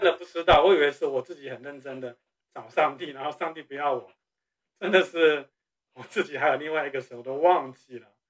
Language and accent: Chinese; Taiwan; moved away as an adult; 我是从台湾出生长大的